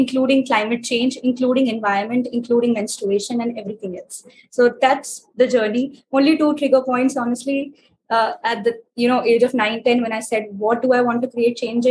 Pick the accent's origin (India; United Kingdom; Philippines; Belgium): India; New Delhi, Delhi; I'm from New Delhi, India